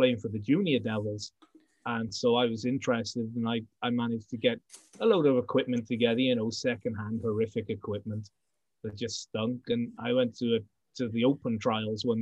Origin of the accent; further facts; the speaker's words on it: Cardiff, Wales, United Kingdom; Cardiff born and bred